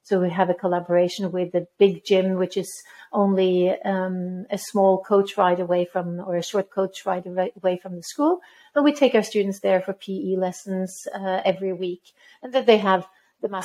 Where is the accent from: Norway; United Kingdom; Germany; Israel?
Norway; also born or lived in Middle East; now in Rimini, Italy; I am originally from Norway.